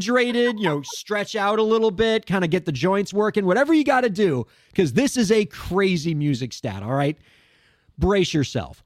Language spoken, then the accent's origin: English; Miami, Florida, United States; moved away as an adult; also born or lived in New York; growing up in Miami how different we are until I moved to New York for the first time